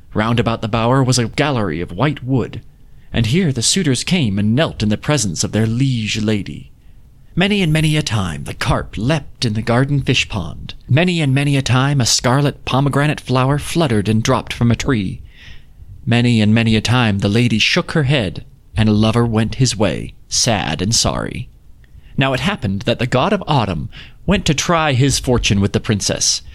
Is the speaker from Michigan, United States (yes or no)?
no; Utah, United States; growing up in Utah, again, uh, our our autumns are really nice here